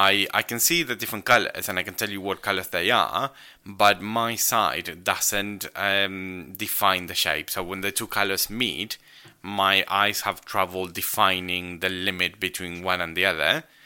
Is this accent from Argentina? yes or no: yes; Argentina; English is a second language; maybe it's because I grew up in Argentina, so for me, the Argentinian ones kind of make sense and the British don't.